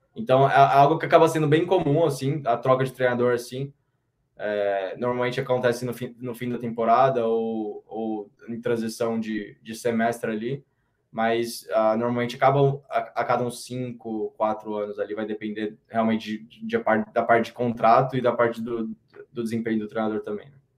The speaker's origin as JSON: {"language": "Portuguese", "town": "Campinas", "region": "São Paulo", "country": "Brazil", "moved": "as an adult", "said": "eu sou de Campinas, ali a gente está com 1 milhão e 200, 1 milhão e 300"}